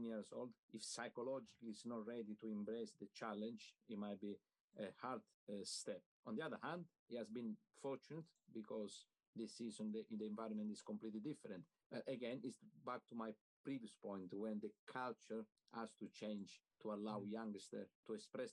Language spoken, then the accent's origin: English; Catania, Sicily, Italy; now in England; I come from Catania, which is in Sicily